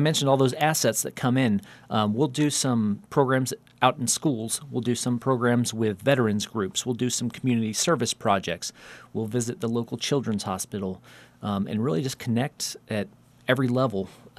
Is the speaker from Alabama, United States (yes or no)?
yes; Alabama, United States; moved away; I grew up in Alabama.